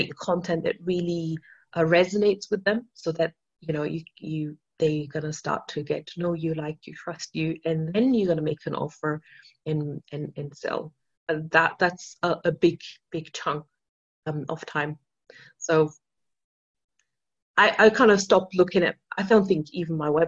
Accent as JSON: {"language": "English", "country": "Austria", "second_language": "English", "said": "I mean, I'm not even a native English speaker. I'm from Austria, right?"}